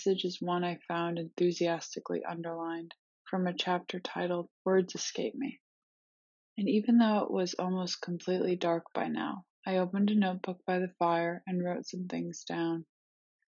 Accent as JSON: {"language": "English", "region": "Iowa", "country": "United States", "moved": "yes", "lives_now": "Brooklyn, United States", "said": "I'm a writer from Iowa, living in Brooklyn"}